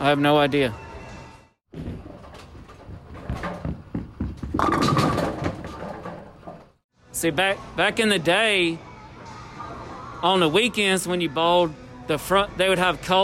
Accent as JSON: {"language": "English", "region": "Mississippi", "country": "United States", "moved": "yes", "lives_now": "North Carolina, United States", "said": "I'm from Mississippi"}